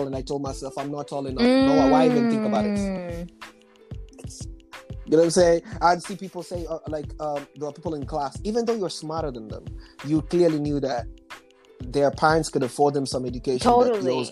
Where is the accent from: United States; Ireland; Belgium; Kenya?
Kenya; Nairobi; moved away; I was born in Nairobi, Kenya